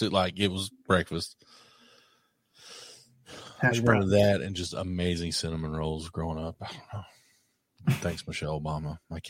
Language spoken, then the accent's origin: English; Eastern Kentucky, United States; I'm from Eastern Kentucky.